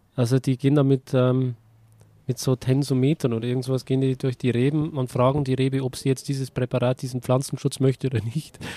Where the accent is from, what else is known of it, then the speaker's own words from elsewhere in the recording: Bavaria, Germany; als Bayer fühle ich mich da eher mit Österreich verbunden.